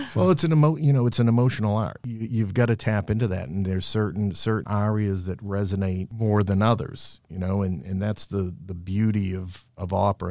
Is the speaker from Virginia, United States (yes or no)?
no; Somerville, Massachusetts, United States; I grew up in Somerville. I went to school at Malden Catholic